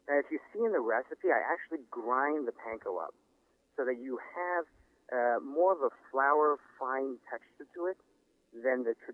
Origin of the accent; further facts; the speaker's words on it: Los Angeles, California, United States; growing up in Los Angeles um, and then frequently going to Singapore and also my experiences working in, in San Francisco and in New York, and of course in Los Angeles as well.